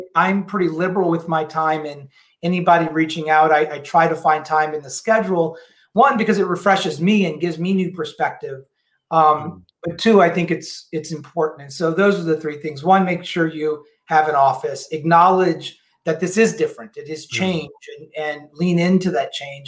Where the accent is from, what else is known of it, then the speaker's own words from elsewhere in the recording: New Orleans, Louisiana, United States; now in Seattle, United States; I'm originally from New Orleans.